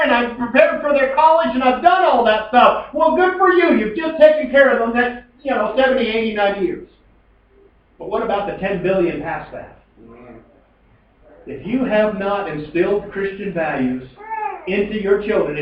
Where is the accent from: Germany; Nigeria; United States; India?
United States; Colville, Washington; also born or lived in Kettle Falls; Growing up in Colville